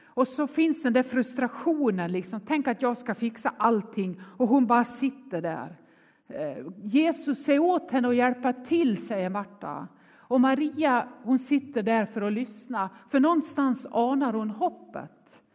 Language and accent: Swedish; Nås, Dalarna County, Sweden; now in Gothenburg, Sweden; jag är uppvuxen i Nås i Västerdalarna